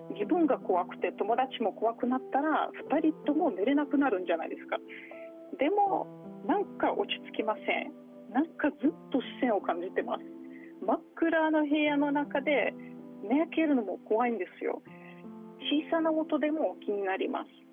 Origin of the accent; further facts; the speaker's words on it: Moscow, Russia; Japanese is a second language; also born or lived in Toyama Prefecture, Japan; now in Toyama, Japan; 私はもともとモスクワ出身でモスクワはすごい綺麗な街ですが